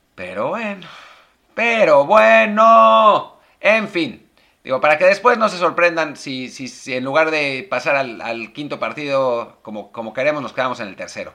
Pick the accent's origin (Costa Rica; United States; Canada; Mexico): Mexico; para nosotros, para los mexicanos